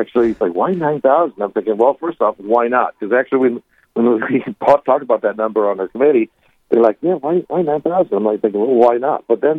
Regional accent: St. Louis, Missouri, United States; moved away as an adult; also born or lived in Springfield, Missouri / Belcourt, North Dakota; now in Grafton, United States; I grew up Methodist, and I converted in college in Springfield, Missouri. I'm originally from St. Louis, Missouri.

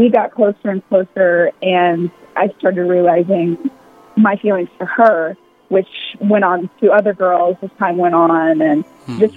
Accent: Mobile, Alabama, United States; So I'm a Southern maid, born and raised in Mobile, Alabama

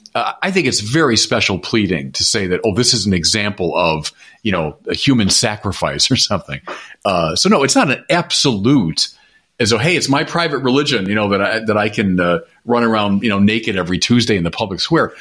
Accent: United States; I'm also going to speak as an American

